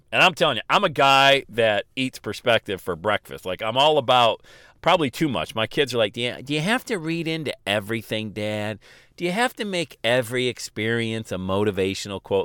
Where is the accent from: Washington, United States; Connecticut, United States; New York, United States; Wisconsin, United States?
New York, United States; Buffalo; now in Cincinnati, United States; where I grew up in Buffalo, New York.